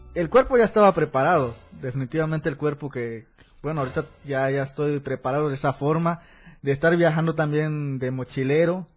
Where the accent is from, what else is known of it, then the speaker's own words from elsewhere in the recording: Mexico; moved away as an adult; also born or lived in Tenería, State of Mexico; now in Tuxtla Gutiérrez, Mexico; mi pueblo, San Francisco